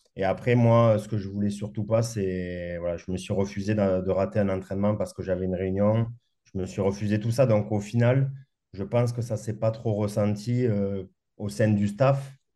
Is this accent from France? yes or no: yes; Castres, Occitania, France; moved away as an adult; also born or lived in Morbihan / Perpignan; j'ai grandi à Castres, donc un peu loin de la mer